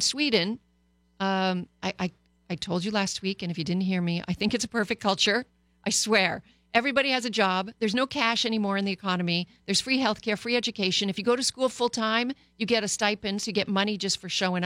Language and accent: English; Canada; now in Los Angeles, United States; Canada my home country before I proudly became an American here